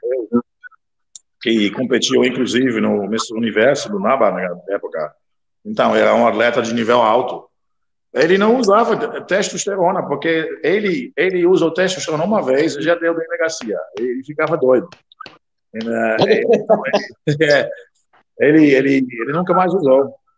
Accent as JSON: {"language": "Portuguese", "country": "Netherlands", "tie": "born or raised there", "second_language": "Portuguese", "moved": "yes", "lives_now": "Brazil", "said": "eu sou da Rolanda, mas eu sou do interior, eu não sou da cidade"}